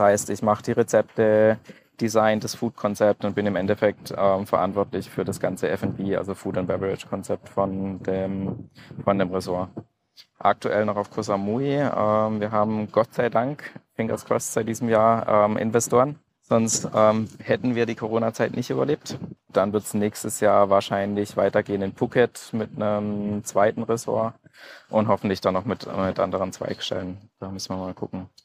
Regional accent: Bad Wimpfen, Baden-Württemberg, Germany; ich bin aufgewachsen in Süddeutschland, Bad Wimpfen, kleines Dorf am Neckar

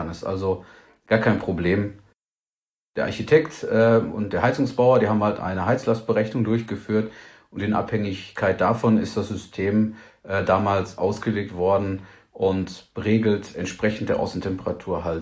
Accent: Hagen, North Rhine-Westphalia, Germany; Ja, das Haus steht in, in Hagen in Nordrhein-Westfalen. Ähm, das ist meine Heimatstadt

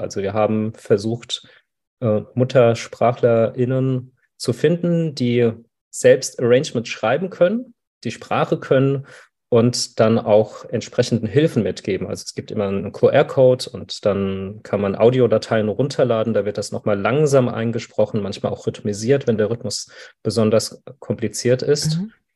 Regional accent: Frankfurt, Hesse, Germany; ich bin ja aus Frankfurt

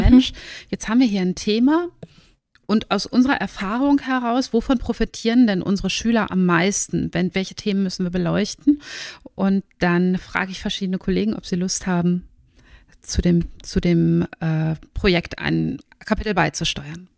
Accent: Germany; moved away as an adult; also born or lived in Northern Norway; now in Norway; ich bin Deutsche, wie ihr hört, aber habe den Lebensmittelpunkt nach Nordnorwegen verlegt, weil mein Mann hierher kommt

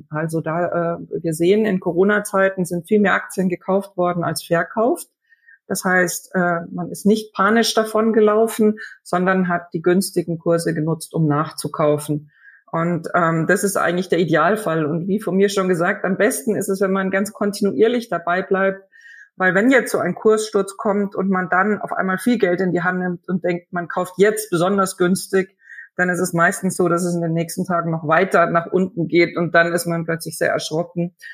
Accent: Germany; als Deutscher kann ich zum Beispiel schon viel in deutschen Zeitungen oder im Internet über deutsche Unternehmen äh, erfahren und ich verstehe es auch besser.

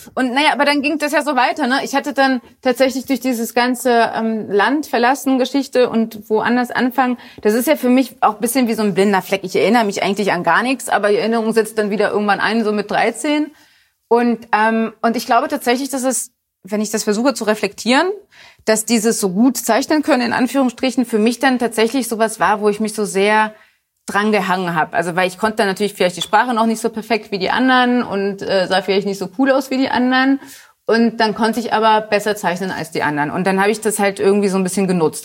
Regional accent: Hanover, Lower Saxony, Germany; also born or lived in Poland; now in Berlin, Germany; ich bin direkt am Maschsee zur Schule gegangen

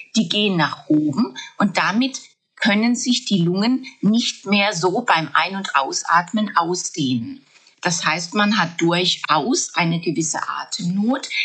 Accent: Germany; bei uns in Deutschland

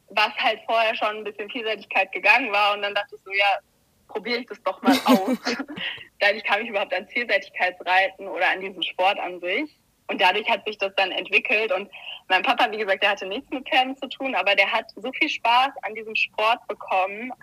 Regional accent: Heidelberg, Baden-Württemberg, Germany; moved away; ich komme ursprünglich aus Heidelberg

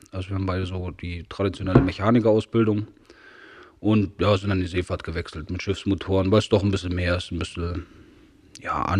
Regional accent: Saxony, Germany; nee, ja, ich bin ja, in Sachsen geboren, meine Lehre gemacht.

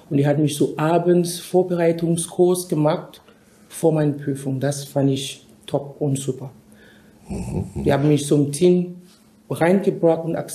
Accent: Cameroon; moved away as an adult; also born or lived in United States; now in Germany; ich komme ursprünglich aus Kamerun, da bin ich geboren. Ich habe meine Ausbildung in Kamerun abgeschlossen, habe ich auch ein Studium abs äh, absolviert in Kamerun. Dann bin ich nach Amerika äh, gegangen

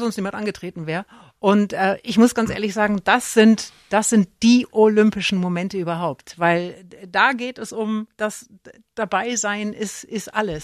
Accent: Erlangen, Bavaria, Germany; moved away; ich komme ja aus Erlangen

